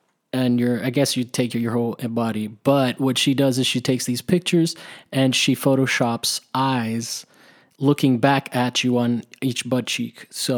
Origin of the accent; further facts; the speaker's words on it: Miami, Florida, United States; And I was like, I come from Miami where it's like, let's not go out. It's sticky.